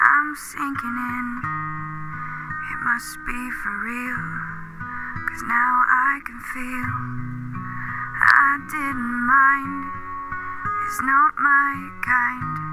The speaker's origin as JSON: {"language": "English", "town": "Mossyrock", "region": "Washington", "country": "United States", "tie": "born or raised there", "said": "It was, we were surrounded by two beautiful lakes"}